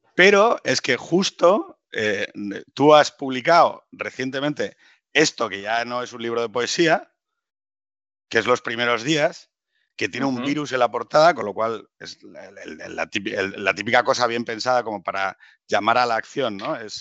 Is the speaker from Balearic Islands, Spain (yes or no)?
no; Gijón, Asturias, Spain; los dos somos de Gijón